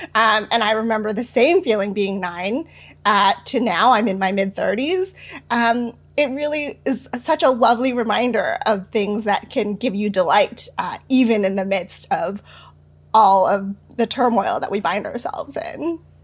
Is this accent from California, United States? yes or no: yes; San Francisco, California, United States; I was born and raised in San Francisco